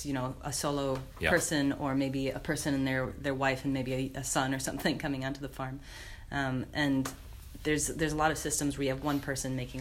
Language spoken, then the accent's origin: English; United States; now in North Canterbury, New Zealand; I'm American